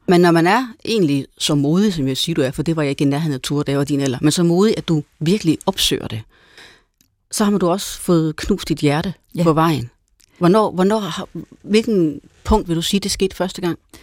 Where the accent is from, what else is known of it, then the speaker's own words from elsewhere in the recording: Jutland, Denmark; Jeg er også fra Jylland